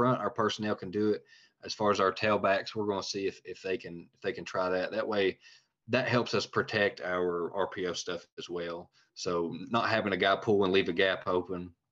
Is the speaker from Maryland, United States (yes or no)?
no; Tennessee, United States; also born or lived in Georgia; I'm from Tennessee